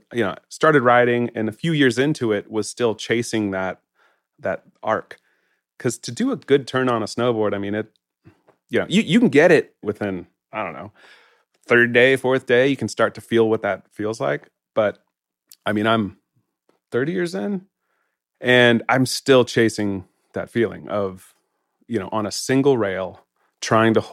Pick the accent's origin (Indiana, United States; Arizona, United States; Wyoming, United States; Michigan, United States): Wyoming, United States; Jackson; I grew up in Jackson